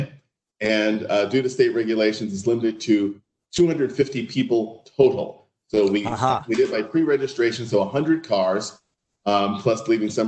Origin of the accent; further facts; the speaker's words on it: New York City, New York, United States; moved away as an adult; also born or lived in Connecticut / Eastern Pennsylvania / Rancho Mirage, California; now in Newport, United States; I was born in New York City, grew up in New York City, lived my entire life there